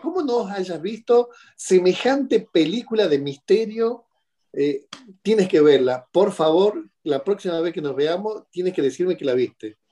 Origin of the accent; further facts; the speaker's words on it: Argentina; also born or lived in Tierra del Fuego; de Argentina, vivo en Tierra del Fuego, al